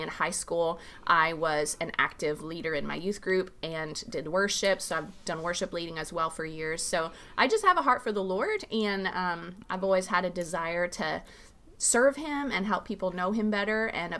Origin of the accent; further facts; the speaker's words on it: Arizona, United States; I grew up on the Tohono O'odham Indian Reservation in southern Arizona.